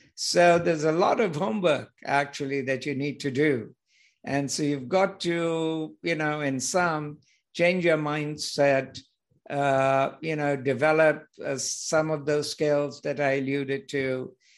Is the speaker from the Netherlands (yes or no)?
no; India; moved away as an adult; also born or lived in United Kingdom / United States; So originally I'm from India